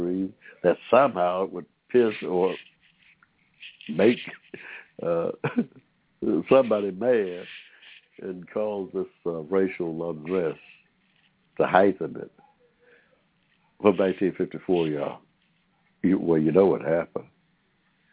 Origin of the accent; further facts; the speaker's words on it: Georgia, United States; I was born in Georgia here in 1945